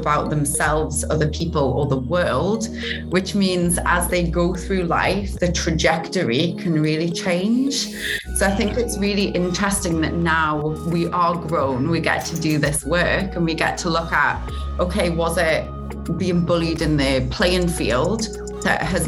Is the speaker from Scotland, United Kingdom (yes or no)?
no; Newcastle upon Tyne, North East England, United Kingdom; accent: Geordie; moved away as an adult; also born or lived in South Africa / Australia / Amsterdam; now in Los Angeles, United States; I grew up in Newcastle